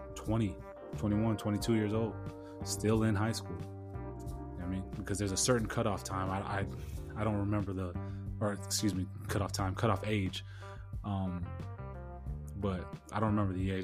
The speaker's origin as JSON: {"language": "English", "town": "San Diego", "region": "California", "country": "United States", "tie": "born or raised there", "moved": "yes", "said": "Born and raised in San Diego"}